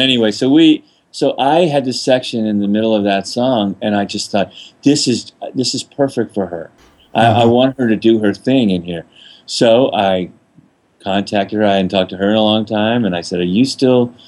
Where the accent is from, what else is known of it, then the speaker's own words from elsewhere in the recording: New Orleans, Louisiana, United States; I'm from New Orleans